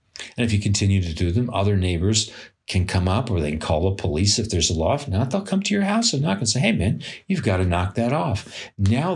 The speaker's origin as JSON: {"language": "English", "town": "New York City", "region": "New York", "country": "United States", "tie": "born or raised there", "said": "I grew up in Flatbush Avenue in Brooklyn, New York"}